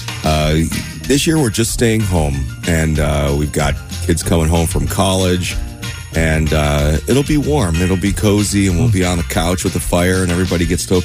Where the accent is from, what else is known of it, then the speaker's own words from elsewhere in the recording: Buffalo, New York, United States; moved away as an adult; now in Cincinnati, United States; originally I'm from Buffalo, New York